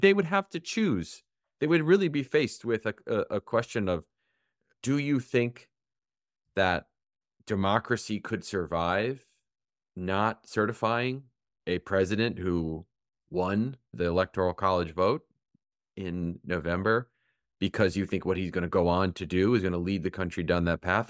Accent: Michigan, United States; moved away; Michigan, my home state

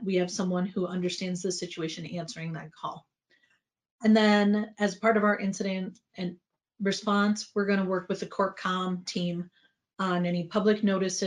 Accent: United States; as an American CCO

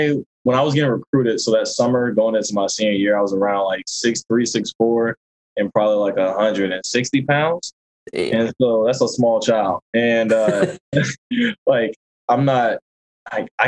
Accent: North Carolina, United States; moved away as an adult; growing up in North Carolina

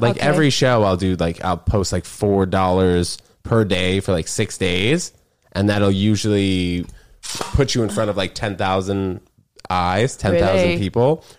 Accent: New York City, New York, United States; also born or lived in New Brunswick, New Jersey / Connecticut; I was born in New Brunswick, New Jersey, lived there for 6 weeks, and then I moved to Manhattan.

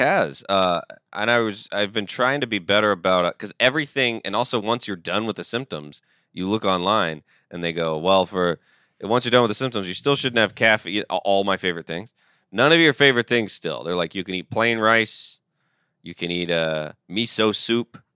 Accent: Georgia, United States; I'm from Georgia

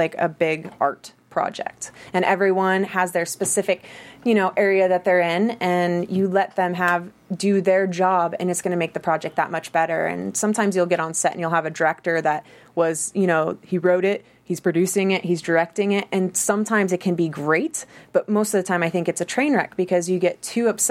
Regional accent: Aspen, Colorado, United States; moved away as an adult; I'm originally from Aspen, Colorado

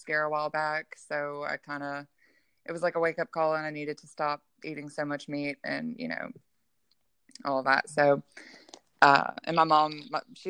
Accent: Gulfport, Mississippi, United States; I'm from Gulfport, Mississippi

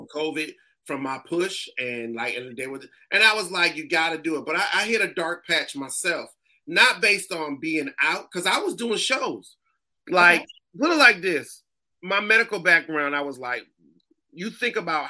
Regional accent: Springfield, Massachusetts, United States; now in Atlanta, United States; I'm from Springfield, Massachusetts, where the Hall of Fame is

